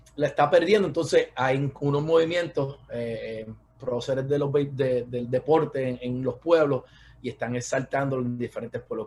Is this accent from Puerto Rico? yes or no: yes; Patillas, Puerto Rico; moved away as an adult; also born or lived in Guayama, Puerto Rico / Caguas, Puerto Rico / Cidra, Puerto Rico; now in United States; yo soy de Patilla. Eh, nacido en Guayama, este, viví unos años en Cagua con mis papás cuando eran jóvenes, eh, vivimos en Sidra, en casa de mi abuela también.